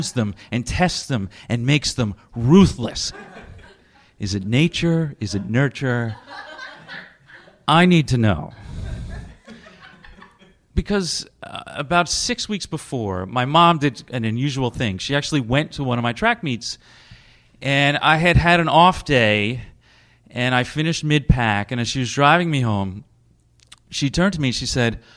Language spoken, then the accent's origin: English; Westchester County, New York, United States; I am from Westchester County, where the men wear golf slacks and the little dogs wear capes